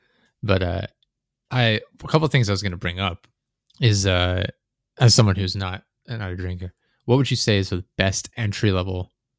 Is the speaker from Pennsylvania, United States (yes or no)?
yes; Pennsylvania, United States